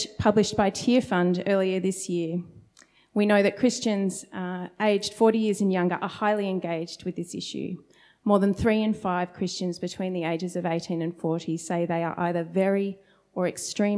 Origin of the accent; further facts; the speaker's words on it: Sydney, New South Wales, Australia; moved away as an adult; now in Melbourne, Australia; I'd grown up in a very different part of Sydney